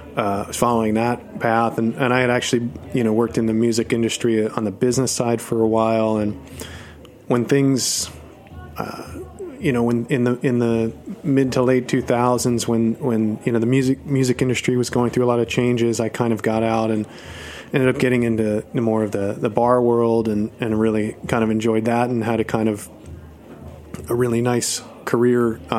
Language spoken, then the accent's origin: English; New Jersey, United States; moved away as an adult; also born or lived in New York City, United States; now in Los Angeles, United States; I had lived in, I grew up in New Jersey, and I had lived in New York for, most of my adult life, about 18 years.